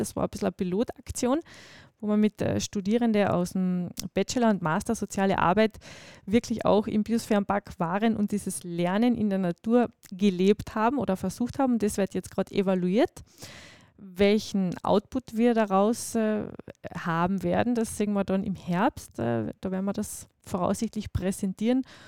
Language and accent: German; Nock Mountains, Carinthia, Austria; die Nockberge sind meine Heimat